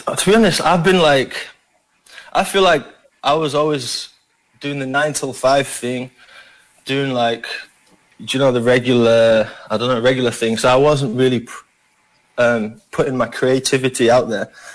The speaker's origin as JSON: {"language": "English", "region": "Yorkshire and the Humber", "country": "United Kingdom", "tie": "born or raised there", "accent": "Yorkshire", "moved": "yes", "lives_now": "Philippines", "said": "I'm from Yorkshire"}